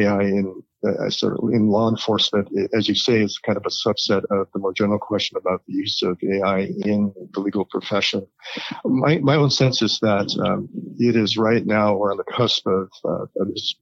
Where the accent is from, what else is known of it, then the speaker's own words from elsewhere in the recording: Hawaii, United States; moved away; I also happen to be raised in Hawaii